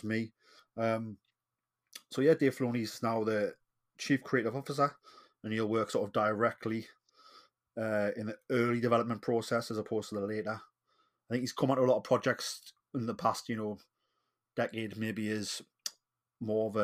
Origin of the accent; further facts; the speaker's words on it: Newcastle upon Tyne, North East England, United Kingdom; accent: Geordie; I am the Geordie